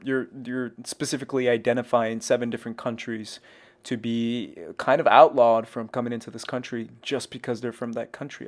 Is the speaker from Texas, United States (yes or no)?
yes; Texas, United States; also born or lived in Arizona / Mexico; I grew up in Texas